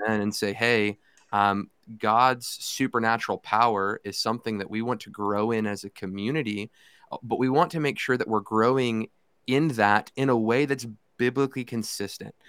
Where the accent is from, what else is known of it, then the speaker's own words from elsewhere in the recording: Fort Worth, Texas, United States; also born or lived in Irving, Texas; I grew up in Irving, well, I grew up at the church in Irving. I lived in Fort Worth at the time.